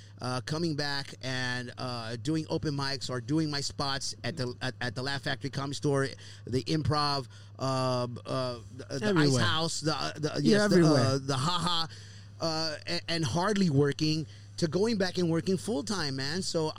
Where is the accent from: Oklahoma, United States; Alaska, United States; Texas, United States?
Texas, United States; Houston; my son is in the radiology program back home in my hometown. Down in Houston, Texas, where he lives